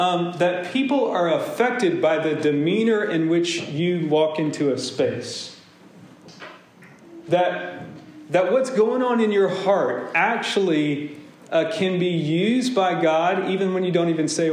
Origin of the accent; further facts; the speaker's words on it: Deep South, United States; I grew up in Pentecostal churches and Baptist churches in the Deep South.